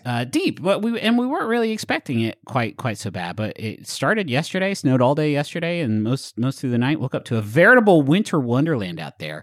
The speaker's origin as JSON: {"language": "English", "town": "Huntington", "region": "West Virginia", "country": "United States", "tie": "born or raised there", "moved": "yes", "said": "so I grew up in Huntington, a short walk from Ritter Park"}